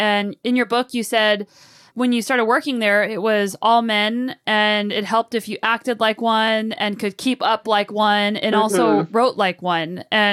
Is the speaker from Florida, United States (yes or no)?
no; Albuquerque, New Mexico, United States; moved away as an adult; also born or lived in Boulder; now in British Columbia, Canada; I grew up in Albuquerque